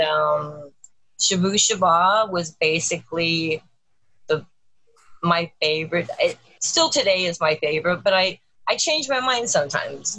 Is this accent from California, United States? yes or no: yes; Los Angeles, California, United States; I grew up in Los Angeles, um, in California